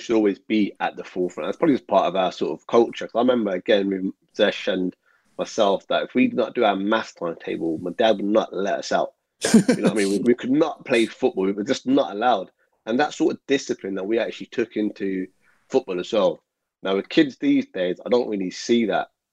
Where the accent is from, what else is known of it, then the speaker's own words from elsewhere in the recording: Birmingham, West Midlands, United Kingdom; We grew up in Birmingham